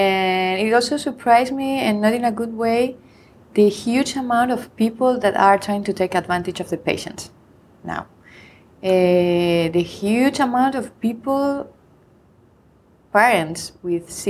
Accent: Madrid, Community of Madrid, Spain; also born or lived in Irvine, California; I'm from Madrid, Spain, and I am an associate professor at Complutense University in the same city, Madrid

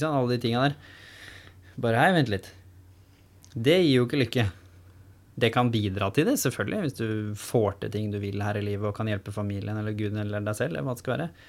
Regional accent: Norway; jeg har jo vokst opp med å være annerledes på bygda

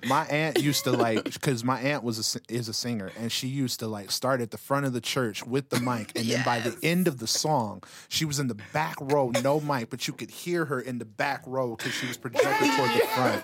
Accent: Utah, United States; growing up in Utah

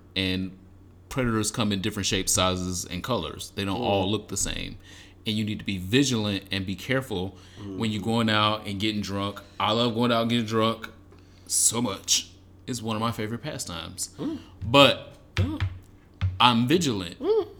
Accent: Michigan, United States; born or raised there

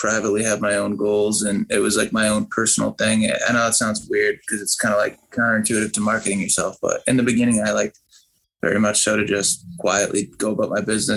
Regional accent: Sandwich, Massachusetts, United States; also born or lived in Boston, Massachusetts; I grew up in Boston and my family moved down south of Boston, to this little town called Sandwich

